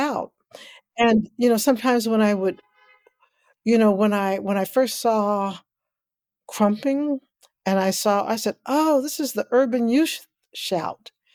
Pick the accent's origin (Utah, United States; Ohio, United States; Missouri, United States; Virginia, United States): Missouri, United States; Kansas City; I grew up in Kansas City, Missouri, and what people call the inner city